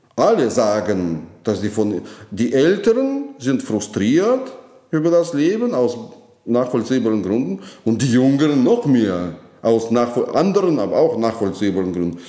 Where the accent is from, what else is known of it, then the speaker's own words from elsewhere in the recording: Moscow, Russia; German is a second language; moved away as an adult; now in Germany; Ich komme aus Moskau. Ja, meine Heimatstadt